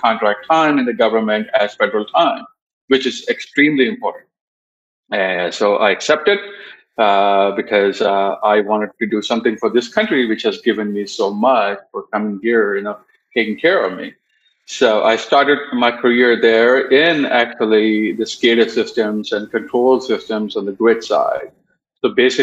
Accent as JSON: {"language": "English", "country": "India", "tie": "born or raised there", "also_born_or_lived": "Arizona", "moved": "as an adult", "lives_now": "Sacramento, United States", "said": "I was born and raised in India"}